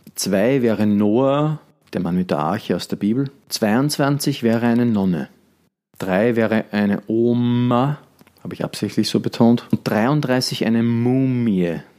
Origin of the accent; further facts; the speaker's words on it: Austria; bei uns in Österreich